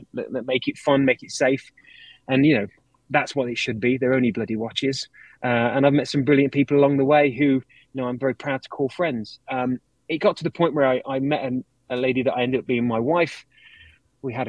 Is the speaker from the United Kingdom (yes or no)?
yes; United Kingdom; moved away; I'm British